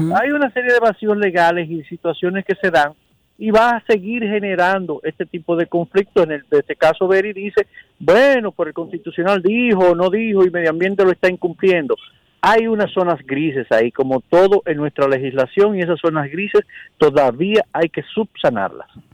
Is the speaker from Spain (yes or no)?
no; Dominican Republic; nosotros como dominicanos